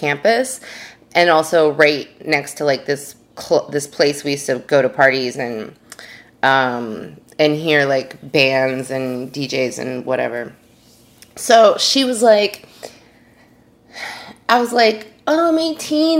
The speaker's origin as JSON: {"language": "English", "region": "New York", "country": "United States", "said": "I'm from New York"}